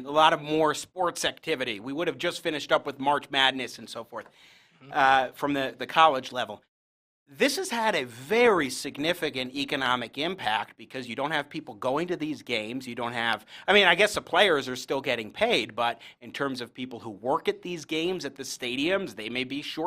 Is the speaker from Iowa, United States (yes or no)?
no; New York, United States; moved away; I'm originally from New York State.